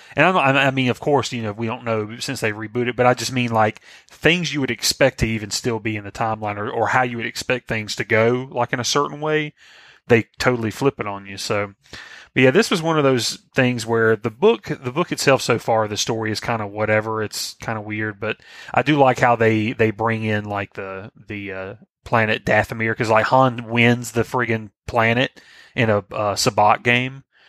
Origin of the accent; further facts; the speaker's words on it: the South, United States; I'm from the South